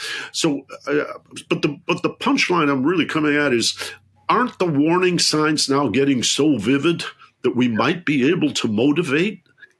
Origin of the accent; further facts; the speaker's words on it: Detroit, Michigan, United States; friends of mine from growing up in Detroit